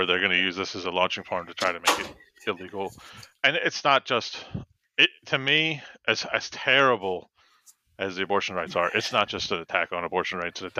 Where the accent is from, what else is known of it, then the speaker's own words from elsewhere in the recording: United States; as an American